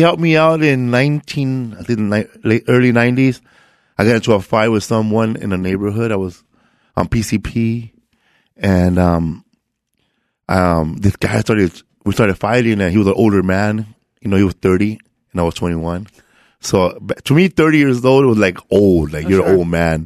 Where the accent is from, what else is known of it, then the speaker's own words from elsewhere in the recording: Los Angeles, California, United States; I grew up in um, Boyle Heights. Um, it's like people confuse it to East LA, but um, I'm like closer to downtown LA.